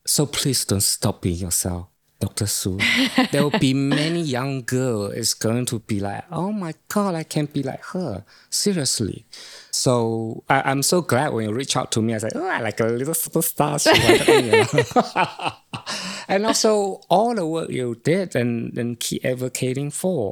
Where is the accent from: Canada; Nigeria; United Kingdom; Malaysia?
Malaysia; now in New Zealand; growing up in Malaysia